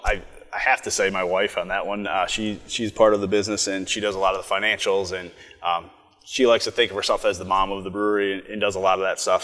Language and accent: English; Coon Rapids, Minnesota, United States; I'm from Minnesota. I'm from Coon Rapids, so I grew up kind of in the northern suburbs